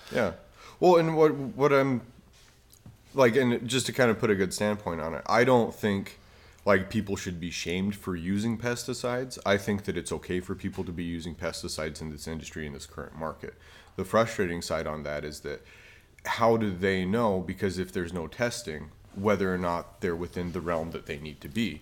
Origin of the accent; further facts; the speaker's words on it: Utah, United States; I grew up in Utah